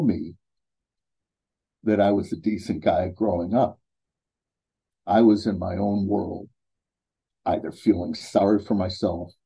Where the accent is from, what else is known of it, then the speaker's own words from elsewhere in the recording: Cleveland, Ohio, United States; now in Columbus, United States; I was born and raised in Cleveland, Ohio, in the United States